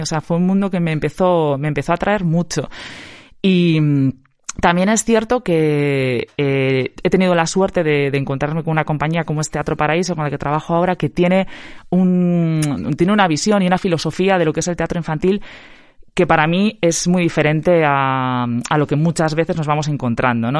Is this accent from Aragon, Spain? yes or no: no; Eibar, Basque Country, Spain; now in Vitoria-Gasteiz, Spain; yo soy gastistarra de corazón, pero de nacimiento no, soy de Ibar